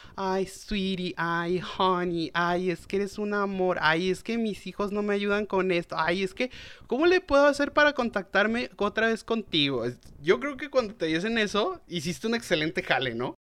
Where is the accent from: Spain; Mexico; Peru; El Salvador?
Mexico; León, Guanajuato; la ciudad donde soy originario, de León, Guanajuato